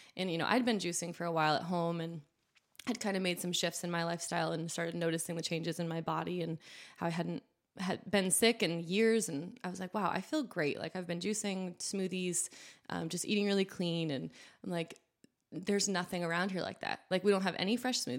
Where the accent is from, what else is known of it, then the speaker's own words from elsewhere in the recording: New Hampshire, United States; moved away as an adult; also born or lived in Vermont; now in Southwest Virginia, United States; I grew up in New Hampshire, like I said, and went to school in Vermont, just next door